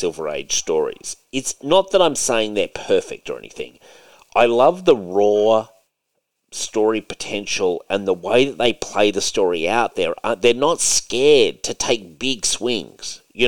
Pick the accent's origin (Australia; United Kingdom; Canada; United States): Australia; As an Aussie